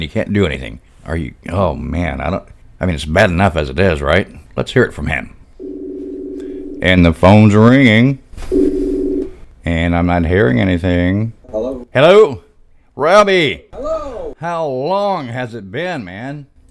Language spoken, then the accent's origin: English; Arkansas, United States; That's my home state, yeah, Arkansas.